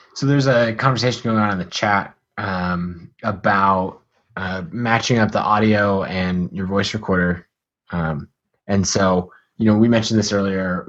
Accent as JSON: {"language": "English", "country": "United States", "accent": "American", "said": "my American accent"}